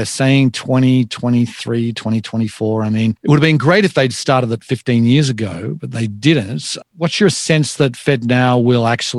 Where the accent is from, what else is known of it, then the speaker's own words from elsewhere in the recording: Australia; now in United States; I'm from Australia originally.